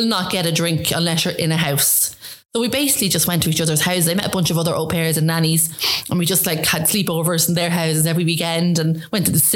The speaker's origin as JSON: {"language": "English", "town": "Drogheda", "region": "Leinster", "country": "Ireland", "tie": "born or raised there", "also_born_or_lived": "United States", "moved": "yes", "said": "Went to school there, grew up there, council estate."}